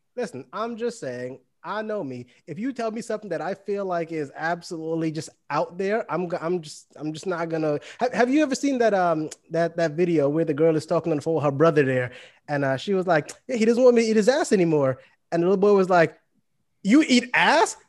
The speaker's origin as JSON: {"language": "English", "town": "New York City", "region": "New York", "country": "United States", "moved": "yes", "lives_now": "Florida, United States", "said": "I'm from Brooklyn, New York, uh, but I reside in Florida now"}